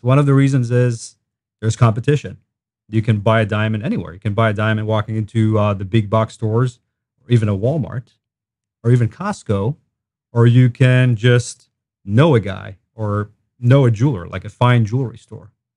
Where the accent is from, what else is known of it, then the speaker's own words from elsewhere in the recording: Israel; moved away as an adult; now in Wentzville, United States; I grew up in Israel